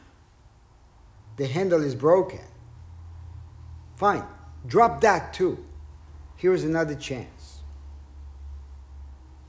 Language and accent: English; Israel; growing up in Israel